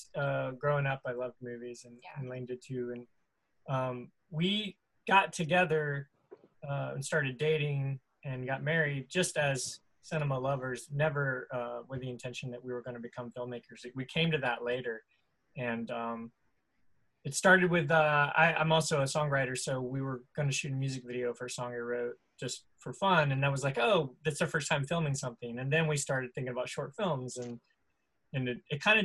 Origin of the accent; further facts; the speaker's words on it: the South, United States; we're both from the South, born, raised